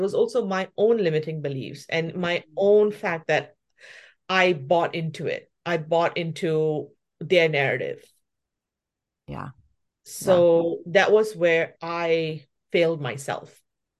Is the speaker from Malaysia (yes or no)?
yes; Malaysia; also born or lived in New Zealand; now in Vancouver, Canada; I look Indian, but I'm from Malaysia, but then I also grew up in New Zealand, and then now I'm in Canada.